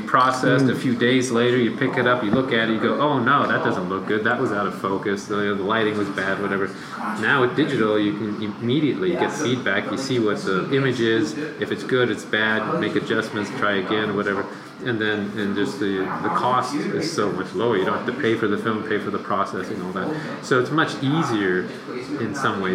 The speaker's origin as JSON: {"language": "English", "region": "Northern California", "country": "United States", "tie": "born or raised there", "said": "I grew up in Northern California"}